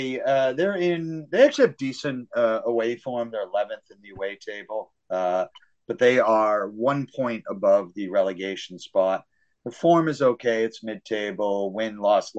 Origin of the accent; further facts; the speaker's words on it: New England, United States; I'm from New England